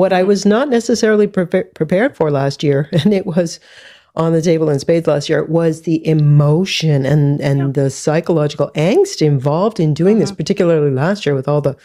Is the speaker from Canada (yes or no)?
yes; Canada; as a Canadian